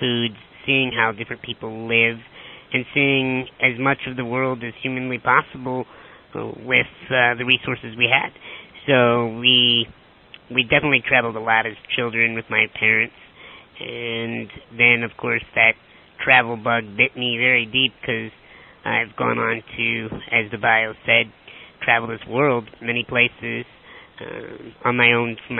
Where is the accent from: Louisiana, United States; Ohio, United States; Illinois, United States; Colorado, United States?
Illinois, United States; Chicago; I'm from Chicago, Illinois.